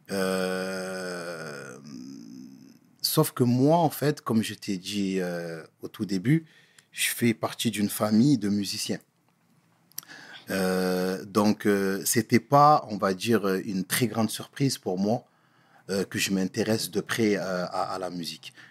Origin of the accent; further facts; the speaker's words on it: Comoros; voilà, je suis un Comorien. Donc, euh, les coutumes étaient bien évidemment là.